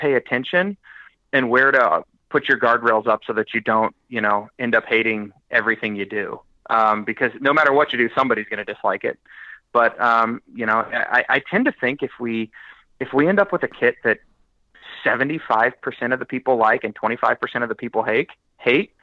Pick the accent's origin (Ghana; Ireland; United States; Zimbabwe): United States; Kansas City; People asked me where I was from. I said Kansas City.